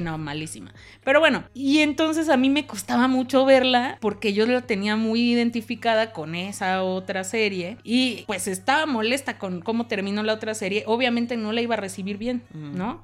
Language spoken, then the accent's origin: Spanish; Mexico; somos mexicanos